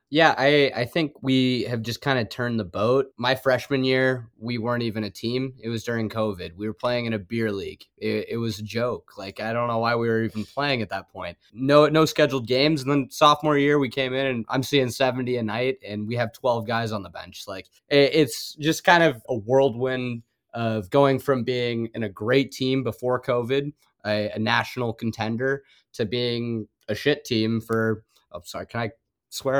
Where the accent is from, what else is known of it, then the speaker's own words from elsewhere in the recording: Colorado, United States; moved away as an adult; now in Kansas, United States; Being from Colorado and coming to K U